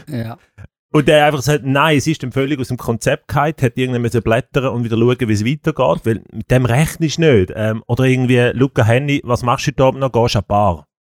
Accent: Switzerland; als Schweizer

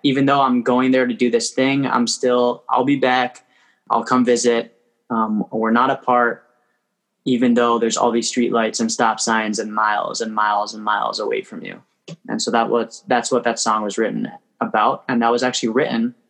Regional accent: Toronto, Ontario, Canada; moved away as an adult; now in Crown Heights, Brooklyn, United States; I was born and raised in Toronto. I live in Crown Heights now

